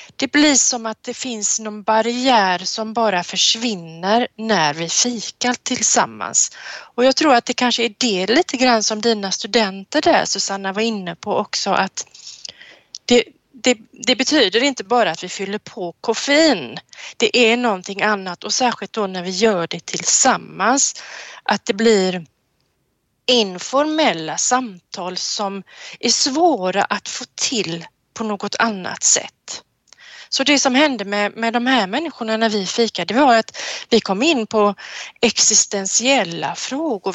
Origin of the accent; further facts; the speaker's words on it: Sweden; Som svensk